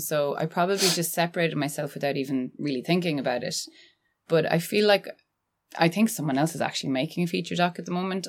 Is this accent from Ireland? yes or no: yes; Annadown, Connacht, Ireland; I'm from Galway and I grew up in Annadown, which is really close to Tuam